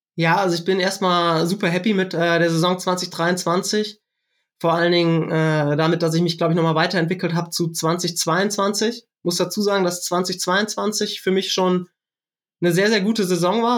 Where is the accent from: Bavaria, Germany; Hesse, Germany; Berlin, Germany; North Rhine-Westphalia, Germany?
North Rhine-Westphalia, Germany; Siegerland; ich komme aus dem Siegerland